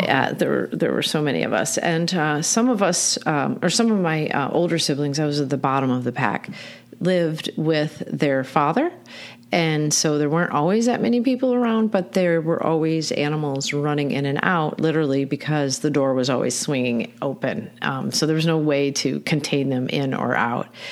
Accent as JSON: {"language": "English", "region": "Michigan", "country": "United States", "moved": "as an adult", "lives_now": "Baltimore, United States", "said": "I am from Michigan. I moved here to Baltimore in 1989"}